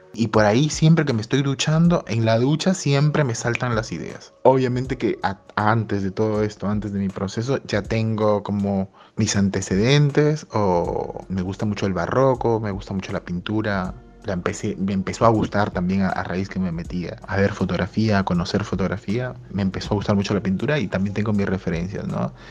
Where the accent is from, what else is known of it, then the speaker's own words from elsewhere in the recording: Peru; moved away as an adult; en mi infancia me la crié en Perú hasta los 21, 22 años